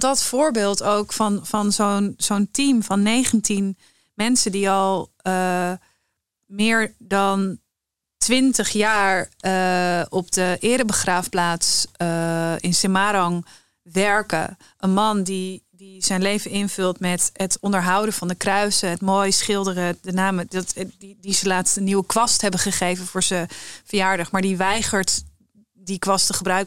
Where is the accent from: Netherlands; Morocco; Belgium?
Netherlands; Ik heb me eigenlijk altijd gezien en gevoeld als Nederlander